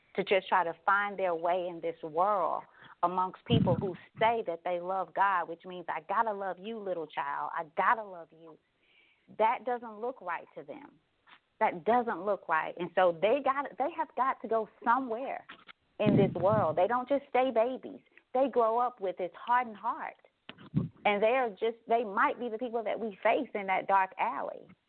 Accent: Douglas, Tennessee, United States; I spent a lot of time in the community here growing up in Douglas

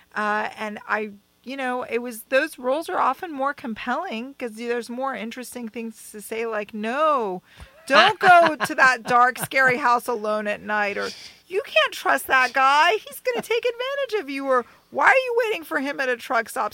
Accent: Bethesda, Maryland, United States; moved away; I joined SAG in my hometown, Bethesda, Maryland

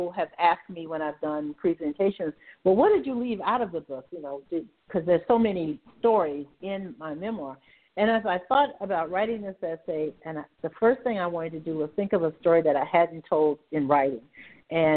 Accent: Savannah, Georgia, United States; I grew up in Savannah in the 1950s

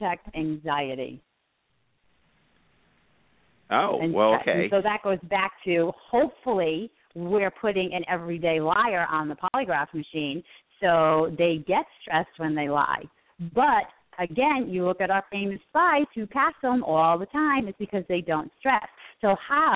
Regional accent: Northeast, United States; So I'm Italian. I'm from the Northeast.

